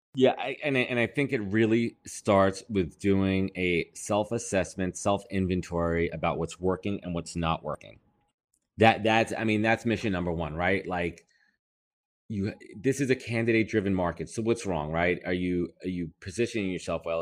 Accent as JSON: {"language": "English", "region": "New York", "country": "United States", "said": "I'm a New Yorker"}